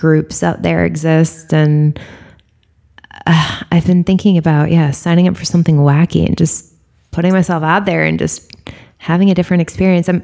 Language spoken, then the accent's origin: English; Northeast, United States; I'm from the Northeast